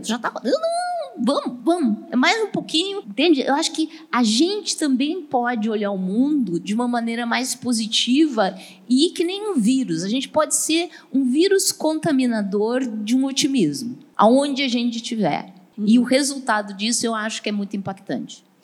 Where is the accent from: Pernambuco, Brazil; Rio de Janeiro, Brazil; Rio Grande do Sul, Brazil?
Rio Grande do Sul, Brazil; Porto Alegre; eu sou de Porto Alegre, Porto Alegre tem muito vento